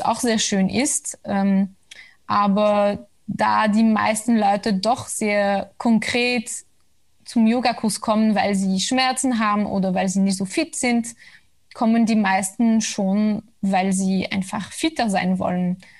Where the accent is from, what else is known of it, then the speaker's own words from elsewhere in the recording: Belgium; moved away; also born or lived in Brussels; ich komme aus Belgien und damals habe ich ja noch in Brüssel